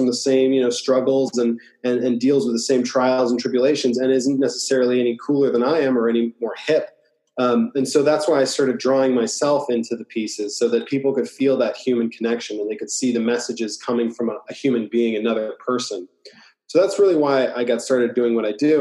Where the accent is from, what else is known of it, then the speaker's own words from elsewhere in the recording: Iowa, United States; moved away as an adult; also born or lived in New York; now in Los Angeles, United States; I grew up in Iowa